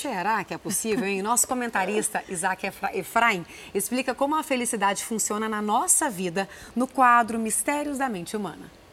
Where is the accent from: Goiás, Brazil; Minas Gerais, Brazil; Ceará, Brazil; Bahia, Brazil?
Goiás, Brazil; Goiânia; now in São Paulo, Brazil; eu que vim lá de Goiânia